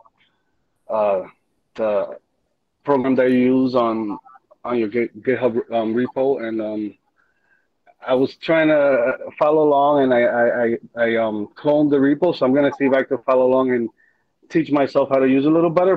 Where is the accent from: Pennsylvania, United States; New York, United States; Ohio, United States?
New York, United States; I'm from New York